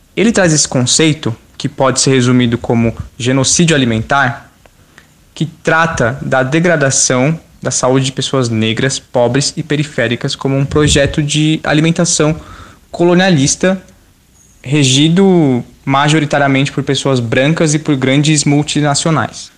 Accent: São Paulo, Brazil; Eu sou da região de Parelheiros, na zona sul de São Paulo

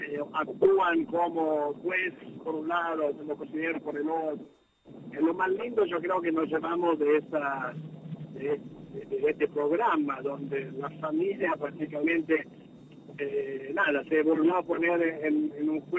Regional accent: Italy; also born or lived in United States; now in Argentina; vine obviamente de otro país, vivía, eh, vengo de Italia, pero vivía en Estados Unidos

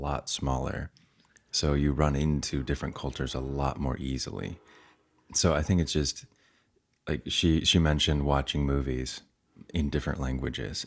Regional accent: United States

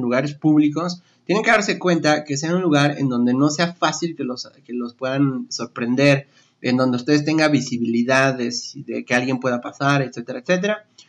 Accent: Mexico City, Mexico; En la Ciudad de México tenemos, creo que la playa más cercana como a 5 o 6 horas

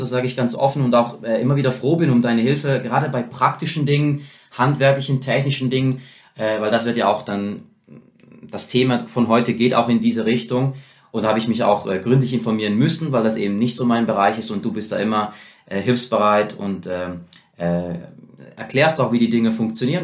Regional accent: Rorschach, St. Gallen, Switzerland; bei der Wohnung, wo ich aufgewachsen bin, in äh, Rorschach

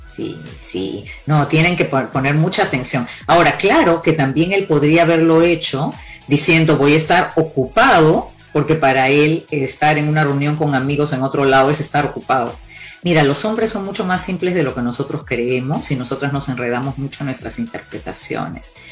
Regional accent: Peru; moved away; also born or lived in Cuba; Yo nací en Cuba, pero me crié en Perú

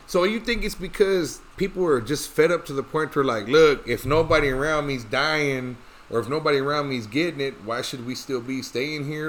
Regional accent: Dallas, Texas, United States; we're from Dallas

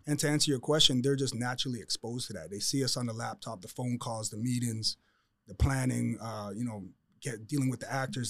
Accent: Toronto, Ontario, Canada; moved away; I'm from Toronto

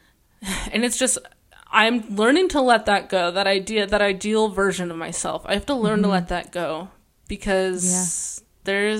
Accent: Los Angeles, California, United States; born or raised there

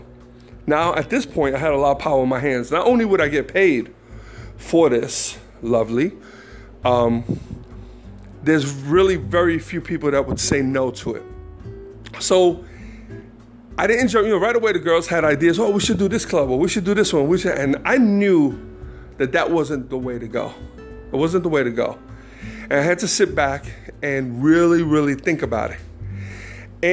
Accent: New York City, New York, United States; I grew up in Jackson Heights, Queens

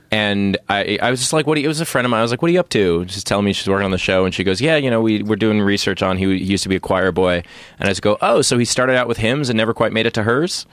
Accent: New York City, New York, United States; I grew up in Queens, New York

